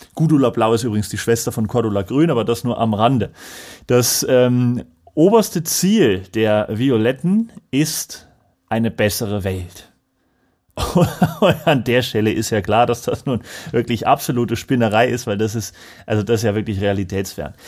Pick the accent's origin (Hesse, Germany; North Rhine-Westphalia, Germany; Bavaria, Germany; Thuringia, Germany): Thuringia, Germany; Lauscha; das kenne ich aus meinem Heimatort